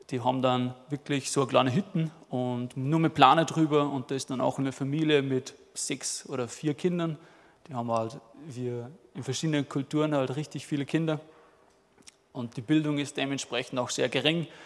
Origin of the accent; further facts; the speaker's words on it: Rohrbach, Upper Austria, Austria; moved away as an adult; now in South Africa; bin ursprünglich aus Rohrbach, aus Mühlviertel, 25 Jahre und das ist meine Frau, die Alex. Und wir sind letztes Jahr im September sind wir auf Südafrika gegangen.